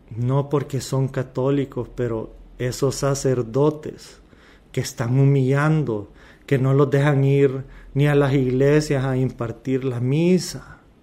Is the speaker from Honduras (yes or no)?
yes; Honduras; como hondureño